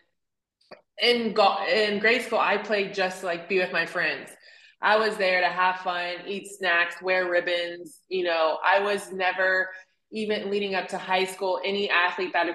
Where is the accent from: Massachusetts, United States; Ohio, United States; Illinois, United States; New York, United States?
Ohio, United States; Cincinnati; I was born and raised in Cincinnati, Ohio